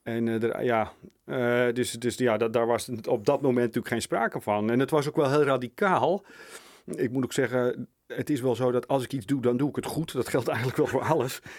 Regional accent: Sliedrecht, South Holland, Netherlands; Ik ben in Sliedrecht

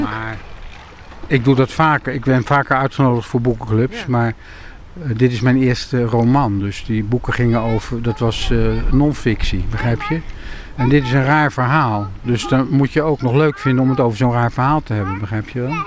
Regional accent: Amersfoort, Utrecht, Netherlands; moved away; also born or lived in Rotterdam; ik ben opgegroeid in Amersfoort voordat ik in Rotterdam kwam wonen.

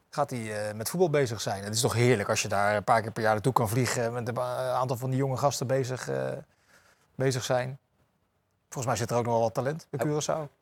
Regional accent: The Hague, South Holland, Netherlands; ik zit er als Hagenees altijd precies tussen, tussen Rotterdam

